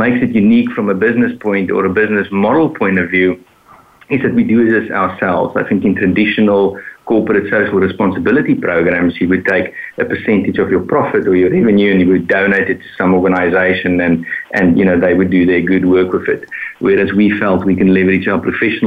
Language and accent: English; South Africa; now in Boston, United States; born in South Africa, live in Boston in the US, but I'm calling in from Denmark